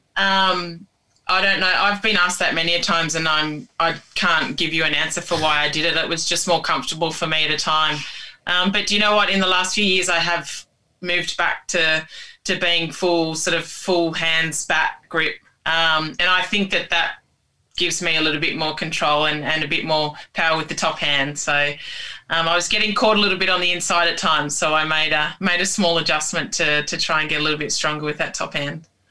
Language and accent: English; Tamworth, New South Wales, Australia; I'm from uh, a town called Tamworth in country New South Wales, um, and I'm Indigenous to Australia